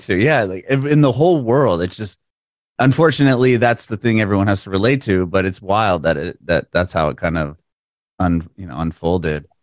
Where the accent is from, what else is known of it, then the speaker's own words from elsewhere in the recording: San Diego, California, United States; moved away as an adult; also born or lived in San Francisco; now in Nashville, United States; I grew up skateboarding in San Diego